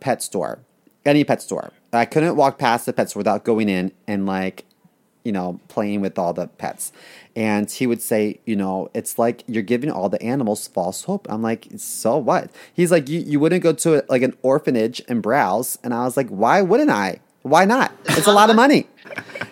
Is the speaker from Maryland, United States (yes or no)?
yes; Baltimore, Maryland, United States; where I come from, I grew up in Baltimore. So in Baltimore, we would say Mary, Mary, Mary.